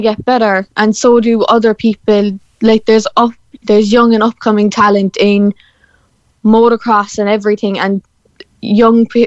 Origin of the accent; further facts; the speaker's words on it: Cork, Munster, Ireland; I'm from Cork, so I'm down the bottom of the country